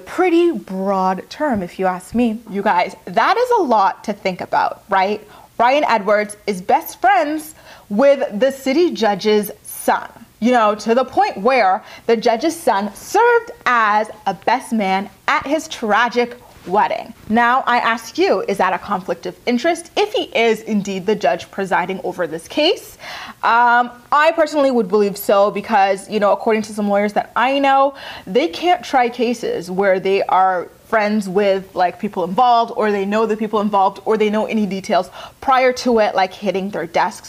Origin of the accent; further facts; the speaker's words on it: Canada; I'm Canadian